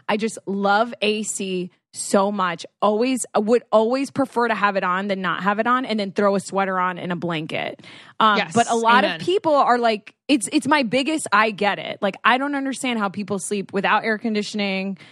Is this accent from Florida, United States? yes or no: yes; Florida, United States; now in California, United States; I am from Florida